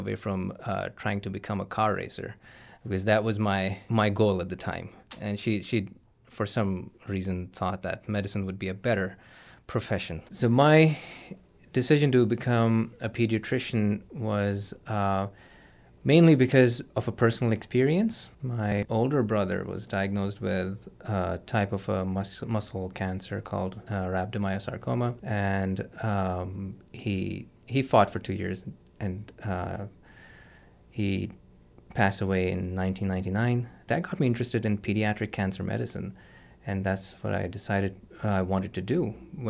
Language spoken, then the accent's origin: English; Karachi, Sindh, Pakistan; So I am from Karachi, which is a southern coastal city, the biggest city in Pakistan.